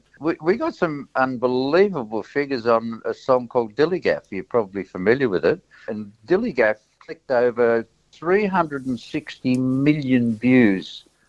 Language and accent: English; Kalgoorlie, Western Australia, Australia; my hometown of Kalgoorlie